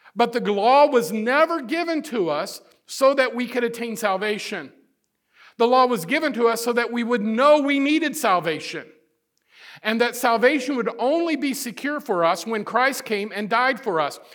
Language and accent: English; Midwest, United States; I'm a Midwesterner